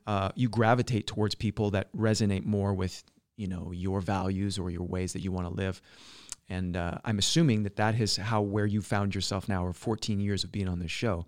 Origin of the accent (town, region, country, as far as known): British Columbia, Canada; born or raised there; moved away; also born or lived in Alberta